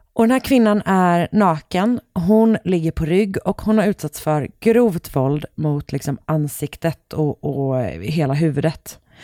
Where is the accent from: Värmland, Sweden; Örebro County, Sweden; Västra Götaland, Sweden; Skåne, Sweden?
Västra Götaland, Sweden; Gothenburg; jag är från Göteborg